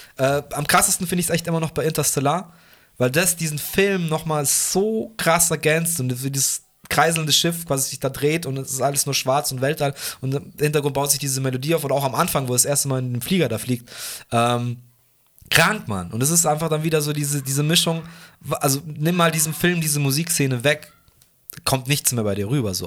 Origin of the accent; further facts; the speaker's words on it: Fürstenfeldbruck, Bavaria, Germany; im Schlachthof bei uns in Bruck